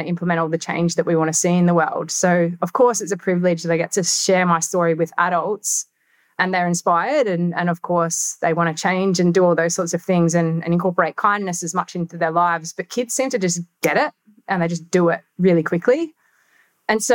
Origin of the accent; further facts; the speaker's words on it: Australia; I'm an Australian